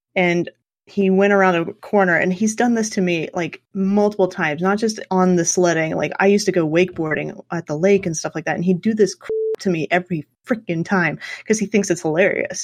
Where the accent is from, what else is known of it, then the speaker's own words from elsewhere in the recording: Southwest Kansas, United States; I grew up in Southwest Kansas, which is about as flat as you can possibly get